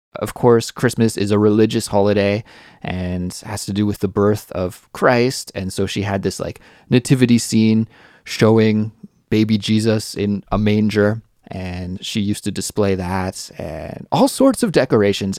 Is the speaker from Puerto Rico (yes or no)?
no; Canada; moved away as an adult; now in South Korea; I'm from Canada